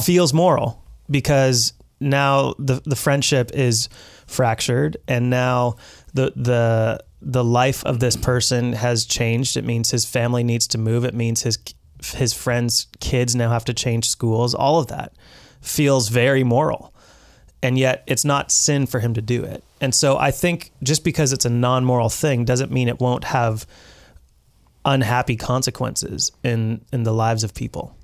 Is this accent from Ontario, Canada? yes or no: no; British Columbia, Canada; we as British Columbians